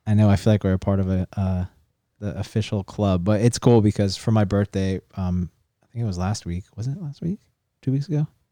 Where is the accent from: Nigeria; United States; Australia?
United States; San Diego, California; Parker and I grew up in La Jolla